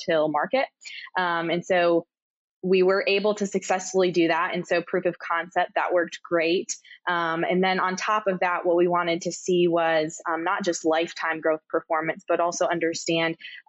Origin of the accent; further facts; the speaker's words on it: Michigan, United States; moved away as an adult; now in Kansas, United States; I'm originally from Michigan.